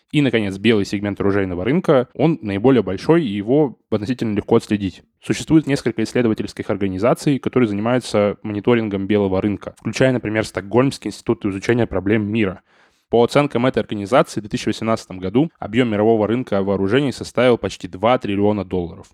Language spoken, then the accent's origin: Russian; Saint Petersburg, Russia; как петербуржец